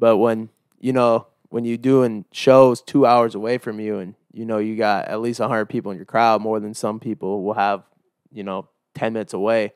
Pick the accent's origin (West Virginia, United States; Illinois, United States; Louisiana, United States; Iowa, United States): Iowa, United States; moved away; I'm from Iowa